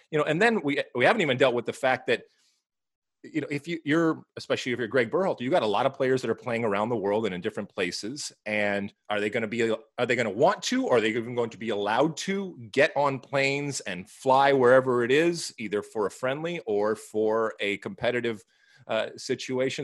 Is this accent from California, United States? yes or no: yes; Los Angeles, California, United States; here in my hometown